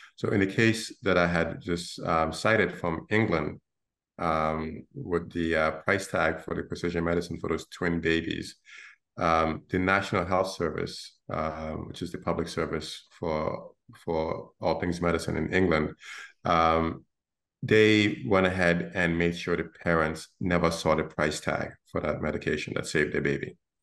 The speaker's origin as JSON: {"language": "English", "country": "Gambia", "moved": "yes", "lives_now": "Brooklyn, United States", "said": "I'm from the Gambia in West Africa, um, a small country of 1.6 million people."}